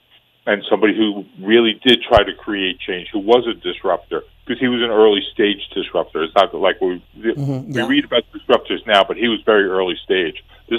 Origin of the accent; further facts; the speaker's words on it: New York, United States; now in San Francisco, United States; He was a New Yorker, as I am a New Yorker, as you are a New Yorker.